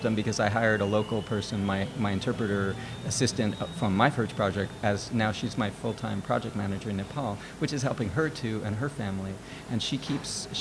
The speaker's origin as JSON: {"language": "English", "town": "New York City", "region": "New York", "country": "United States", "tie": "born or raised there", "also_born_or_lived": "California", "moved": "as an adult", "lives_now": "New York City, United States", "said": "I actually was born and raised in New York."}